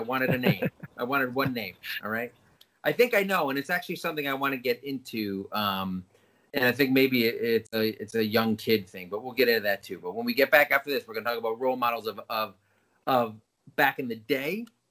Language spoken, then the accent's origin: English; England, United Kingdom; It's like growing up in England, little kids have Orange Robinson.